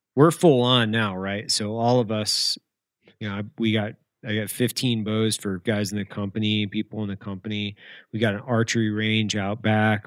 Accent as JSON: {"language": "English", "town": "Lewiston", "region": "Idaho", "country": "United States", "tie": "born or raised there", "said": "I grew up in Lewiston, Idaho"}